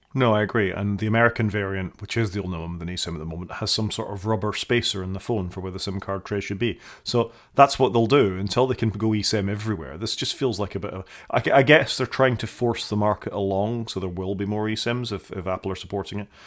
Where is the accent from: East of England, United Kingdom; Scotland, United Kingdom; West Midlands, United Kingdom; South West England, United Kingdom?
Scotland, United Kingdom; being a Scottish person